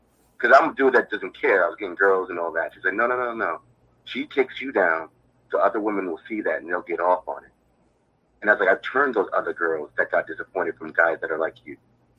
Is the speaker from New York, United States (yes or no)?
yes; Queens, New York, United States; Yeah, I live in New York all my life